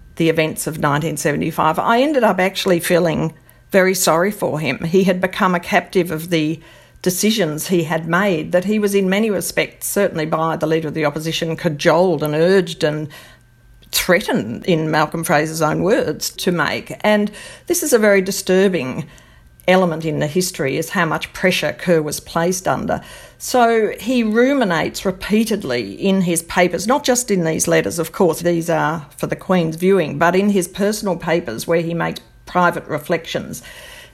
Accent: Australia

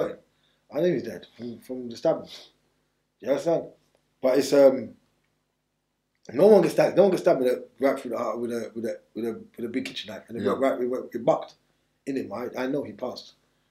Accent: Jamaica; I've always walked on a knife when I was growing up in Jamaica, even over here.

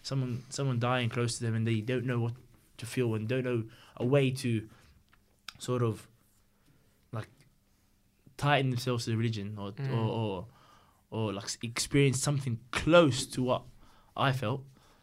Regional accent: Australia; My automatic reaction, being bloody Aussie, is, fuck!

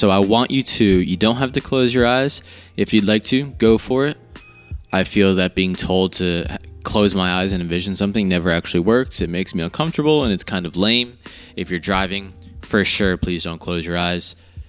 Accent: Marlton, New Jersey, United States; I came from Marlton, New Jersey

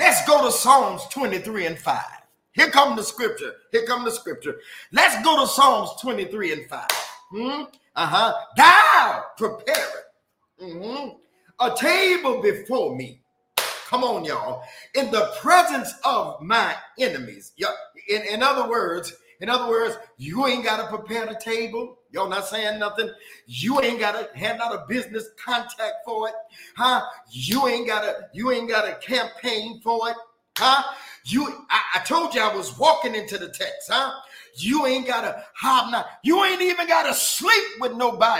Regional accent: Detroit, Michigan, United States; I'm from Detroit

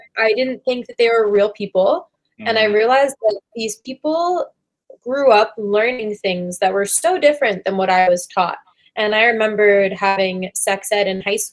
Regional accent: Washington, District of Columbia, United States; moved away as an adult; also born or lived in Wisconsin; I grew up in Washington, D.C.

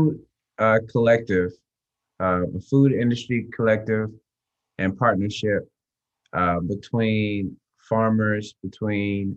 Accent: Atlanta, Georgia, United States; I'm from Atlanta, born and raised

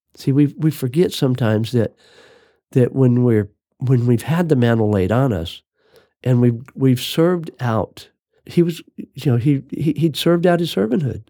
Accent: Phoenix, Arizona, United States; I was raised in Phoenix, Arizona

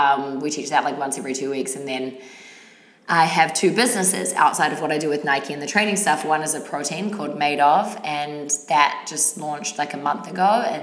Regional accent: New Zealand; now in New York, United States; I do, but I'm still very much like a Kiwi.

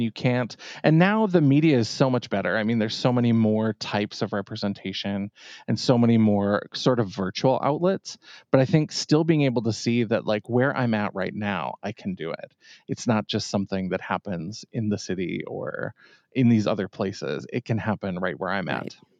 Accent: Bowbells, North Dakota, United States; also born or lived in Grand Forks, North Dakota; I grew up in a little tiny town, Bowbells, North Dakota.

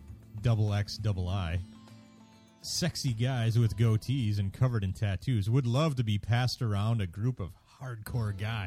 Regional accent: Merrill, Wisconsin, United States; So my hometown, it says, it was close, but according to science, Merrill is the worst place you can live in Wisconsin.

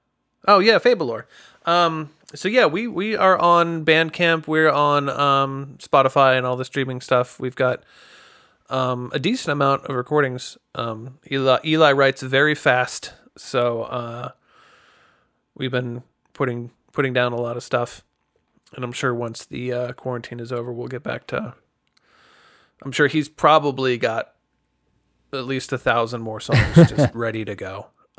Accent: Greencastle, Pennsylvania, United States; I come from Greencastle, PA, and nobody knows where that is either.

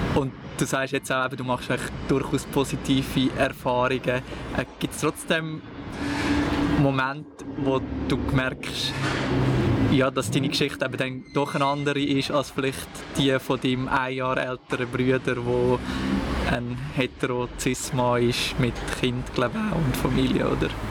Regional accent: Brunnen, Schwyz, Switzerland; ich bin auch im Kanton Schweiz aufgewachsen

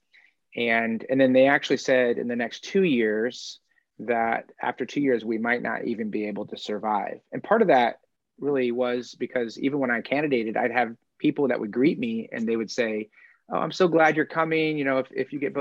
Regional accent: Indiana, United States; moved away as an adult; also born or lived in Simpsonville, South Carolina / Wisconsin; I grew up in Indiana

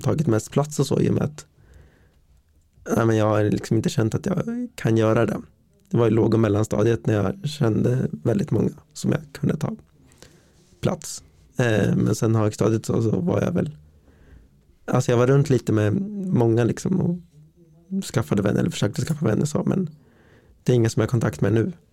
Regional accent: Linköping, Östergötland, Sweden; född och uppvuxen här i Linköping

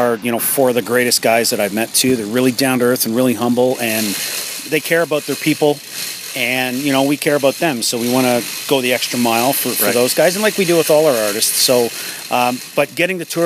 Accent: Hamilton, Ontario, Canada; now in East Coast, Canada; I was born and raised in Hamilton

